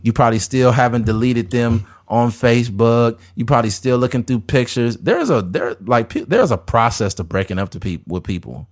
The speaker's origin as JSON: {"language": "English", "country": "United States", "said": "as American people"}